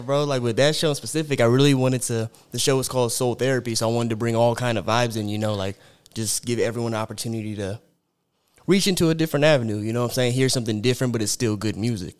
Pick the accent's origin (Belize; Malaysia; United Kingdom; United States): United States; Sierra Vista, Arizona; I'm from Sierra Vista, Arizona. It's about a hour and a half from Tucson